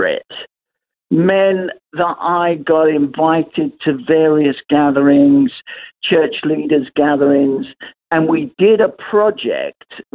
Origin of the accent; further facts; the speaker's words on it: London, United Kingdom; accent: Cockney; I'm actually an East Ender. I was born in Hackney under the sound of Bow Bells. So you could say I'm a geezer, really, if you want to use the Cockney slang.